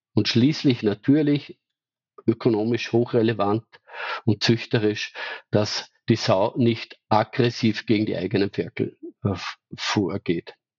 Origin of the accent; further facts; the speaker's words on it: Austria; bei uns in Österreich